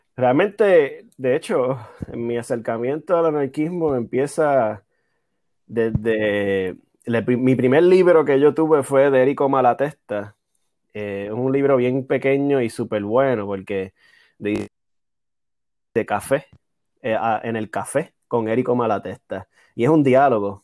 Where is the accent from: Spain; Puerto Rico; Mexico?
Puerto Rico; Aguadilla; moved away; soy de Aguadilla.